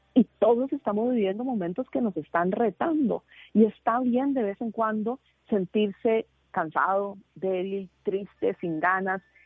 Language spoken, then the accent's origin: Spanish; Costa Rica; moved away; estoy de vuelta en mi país de nacimiento en Costa Rica